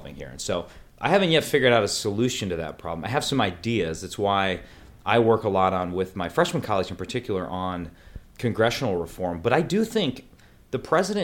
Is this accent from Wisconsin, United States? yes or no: yes; Green Bay, Wisconsin, United States; born in Green Bay, Wisconsin. My family's been there forever, since the 1830s